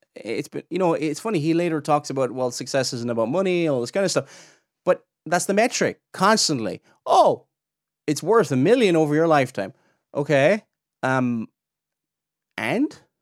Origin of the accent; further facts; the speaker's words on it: Ireland; I'm Irish